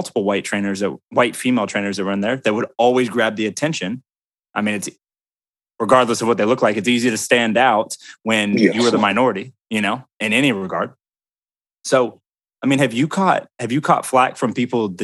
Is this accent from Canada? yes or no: no; Peachtree City, Georgia, United States; I grew up in Peachtree City, you know, golf cart capital.